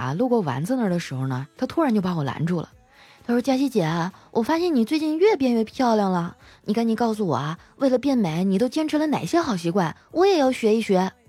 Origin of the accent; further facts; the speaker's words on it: Northeast China, China; now in Shanghai, China; 听说我老家东北那边啊都已经开始穿羽绒服了。